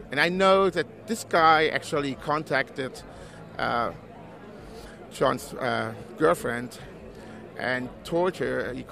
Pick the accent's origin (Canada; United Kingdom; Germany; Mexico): Germany; English is a second language; I'm actually from Germany and uh, I'm just over for the weekend